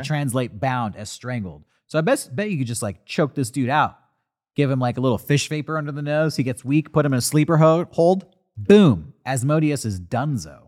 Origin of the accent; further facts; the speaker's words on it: United States; I'm an American